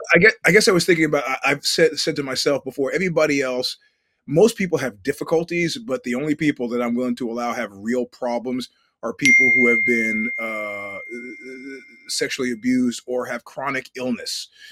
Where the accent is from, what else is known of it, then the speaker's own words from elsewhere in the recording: New York City, New York, United States; having grown up in New York City